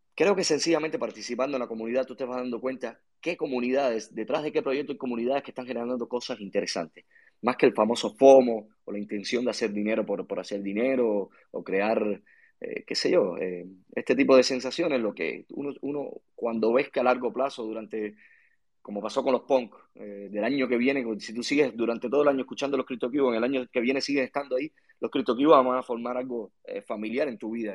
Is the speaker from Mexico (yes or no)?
no; Cuba; accent: Cuban; mi país